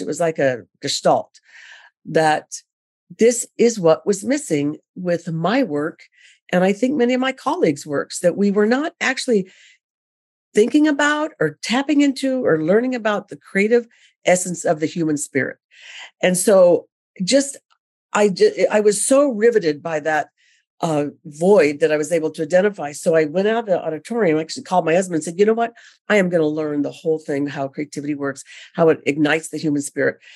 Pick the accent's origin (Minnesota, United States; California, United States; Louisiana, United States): California, United States; I'm originally from California